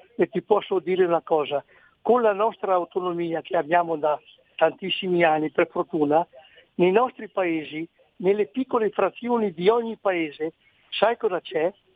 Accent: Bolzano, Trentino-Alto Adige, Italy; Io sono nato a Bolzano, vivo da sempre a Bolzano

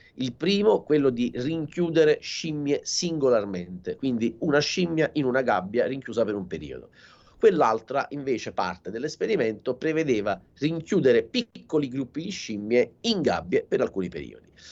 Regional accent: Salerno, Campania, Italy; sono di Salerno, quindi eh, la, la, città di Salerno la vivo benissimo

